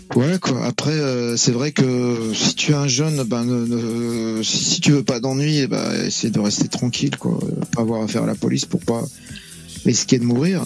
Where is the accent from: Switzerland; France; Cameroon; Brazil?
France; je suis né en France, donc je suis français